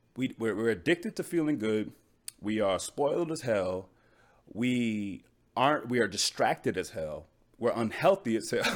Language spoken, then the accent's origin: English; United States; I'm American